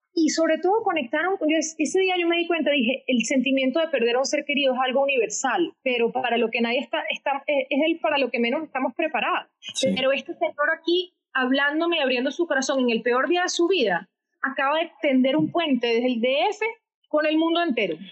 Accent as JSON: {"language": "Spanish", "town": "Caracas", "region": "Capital District", "country": "Venezuela", "tie": "born or raised there", "first_language": "Spanish", "moved": "as an adult", "lives_now": "United States", "said": "quiso mandar a un campamento con mucho esfuerzo económico en Minnesota, desde Caracas, para que yo aprendiera inglés"}